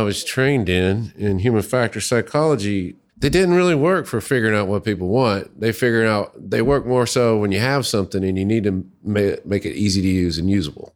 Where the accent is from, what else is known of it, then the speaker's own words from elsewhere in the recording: Little Rock, Arkansas, United States; moved away as an adult; now in Dayton, United States; I grew up in Little Rock, Arkansas, and moved to Ohio to go to graduate school